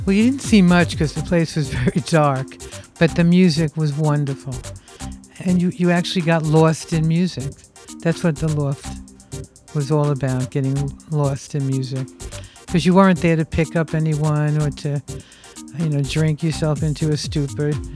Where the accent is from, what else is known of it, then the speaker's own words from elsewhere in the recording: New York City, New York, United States; growing up in Brooklyn